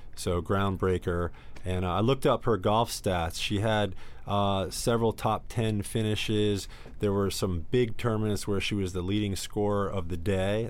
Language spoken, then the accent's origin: English; New York City, New York, United States; growing up in Astoria, Queens